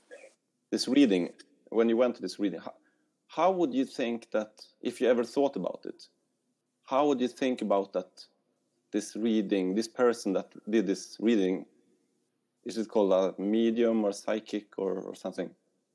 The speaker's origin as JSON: {"language": "English", "country": "Sweden", "said": "I'm from Sweden."}